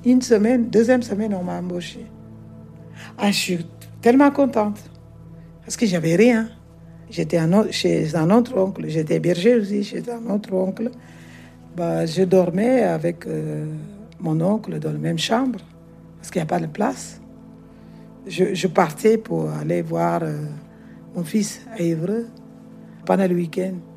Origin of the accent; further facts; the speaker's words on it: Guinea-Bissau; French is a second language; now in France; Je suis née en Guinée-Bissau. J'ai grandi là-bas un peu, dans la campagne